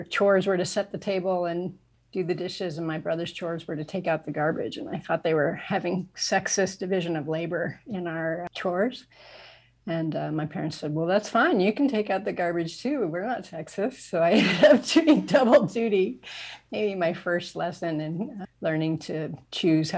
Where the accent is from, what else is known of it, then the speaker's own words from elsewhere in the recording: Kansas City, Missouri, United States; moved away as an adult; also born or lived in New York City, United States / Japan; So I grew up in the United States. I grew up in Kansas City.